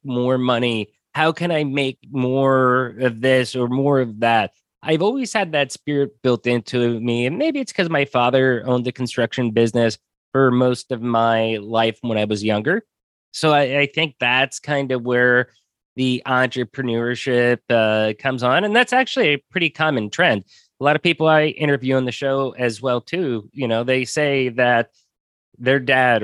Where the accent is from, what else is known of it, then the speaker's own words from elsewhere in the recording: United States; moved away; also born or lived in Mexico; I'm American